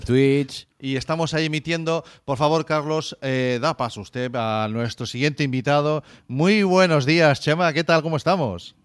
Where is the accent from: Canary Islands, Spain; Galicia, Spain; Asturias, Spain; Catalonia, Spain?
Galicia, Spain; como gallego que soy